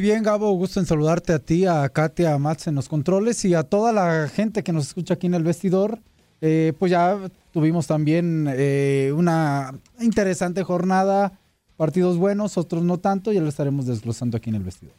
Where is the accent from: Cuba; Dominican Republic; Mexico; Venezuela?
Mexico; a mí como mexicano